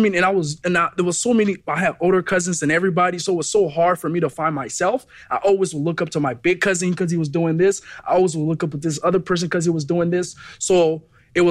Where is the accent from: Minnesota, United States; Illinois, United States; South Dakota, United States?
Minnesota, United States; Brooklyn Park; also born or lived in Liberia / New York; I grew up in Minnesota, right? In Brooklyn Park